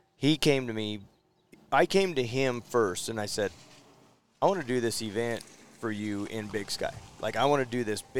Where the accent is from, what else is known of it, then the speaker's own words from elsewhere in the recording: Jackson, Wyoming, United States; I grew up in Jackson, Wyoming. When I moved to Jackson, Wyoming in 79